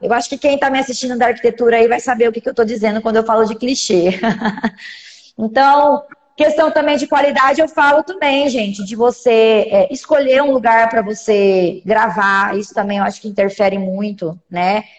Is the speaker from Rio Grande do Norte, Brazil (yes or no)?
no; Cuiabá, Mato Grosso, Brazil; Sou daqui de Cuiabá, Mato Grosso